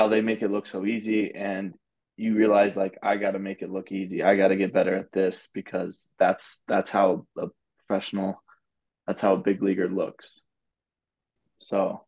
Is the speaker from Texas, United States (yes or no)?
yes; Lubbock, Texas, United States; I grew up in Lubbock, Texas